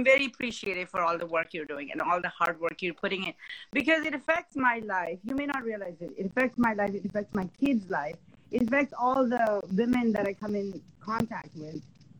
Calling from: San Jose, California, United States; San Jose, Bay Area.

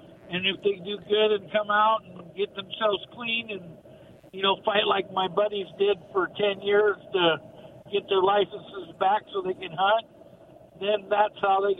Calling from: Kennewick, Washington, United States; Kennewick, Washington.

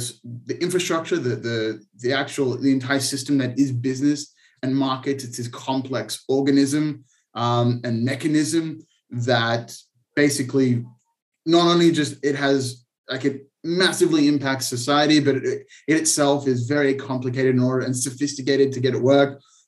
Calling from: Israel; I'm calling from Israel, actually.

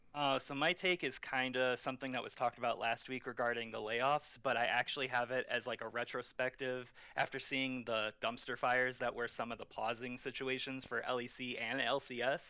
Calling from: Chicago, Illinois, United States; I am calling from Chicago

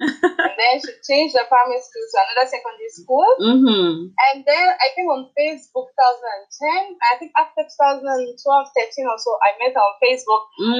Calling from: Germany; From Germany. Thank you very much.

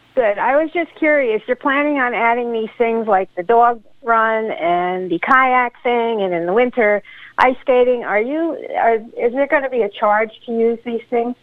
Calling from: Warwick, New York, United States; I'm calling from Warwick

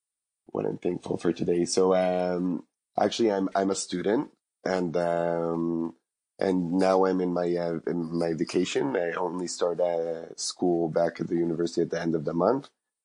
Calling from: Jerusalem, Jerusalem District, Israel; I am calling from Jerusalem.

